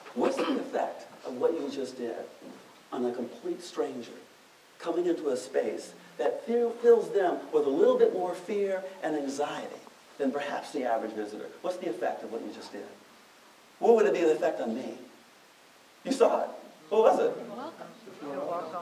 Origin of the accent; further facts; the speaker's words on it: Detroit, Michigan, United States; Growing up in Detroit, where no one I knew ever talked about a national park